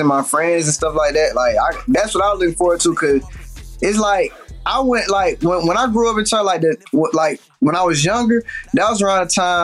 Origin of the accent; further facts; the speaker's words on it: Atlanta, Georgia, United States; growing up in Atlanta